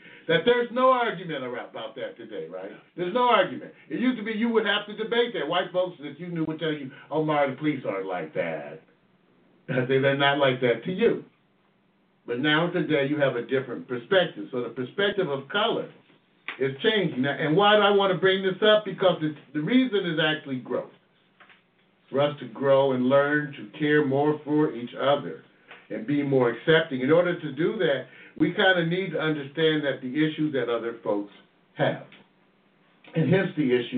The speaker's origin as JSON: {"language": "English", "country": "United States", "tie": "born or raised there", "said": "I grew up here in the U.S. all my life"}